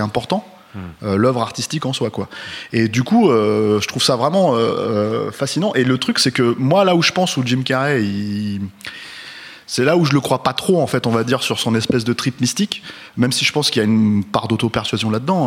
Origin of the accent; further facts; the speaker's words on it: France; on est français